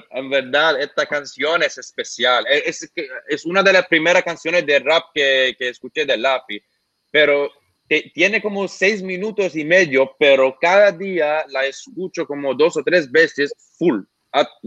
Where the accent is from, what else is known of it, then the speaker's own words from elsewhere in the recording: Santo Domingo, Distrito Nacional, Dominican Republic; tengo claro que soy de Santo Domingo